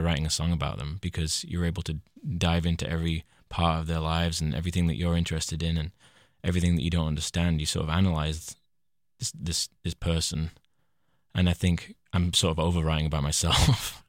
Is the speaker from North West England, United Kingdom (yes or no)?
yes; Leyland, North West England, United Kingdom; My hometown is called Leyland, uh, in Lancashire, the northwest of England